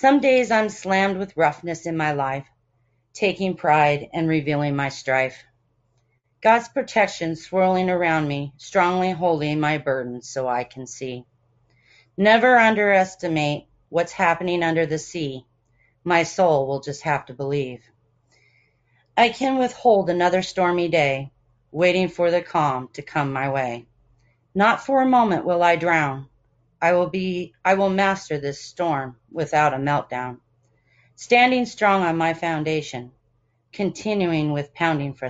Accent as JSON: {"language": "English", "area": "Bay Area", "region": "California", "country": "United States", "said": "I'm from the Bay Area"}